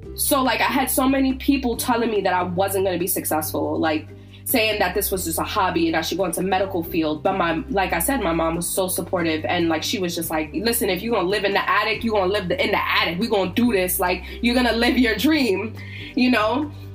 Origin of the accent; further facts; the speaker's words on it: Virginia, United States; I grew up in Virginia